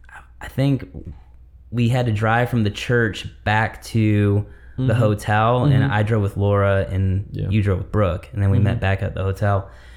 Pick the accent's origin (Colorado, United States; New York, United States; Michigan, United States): Michigan, United States; I grew up in Michigan.